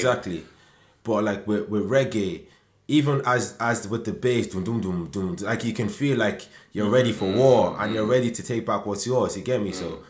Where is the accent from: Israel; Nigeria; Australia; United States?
Nigeria; I didn't grow up in it, you get me? So more time, even though I know I'm Nigerian, yeah, more time I even question my right to even speak on the subject. Like, I didn't live in Nigeria.